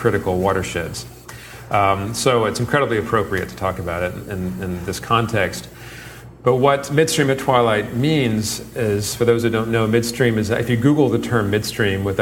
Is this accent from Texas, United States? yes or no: yes; Houston, Texas, United States; I grew up in Houston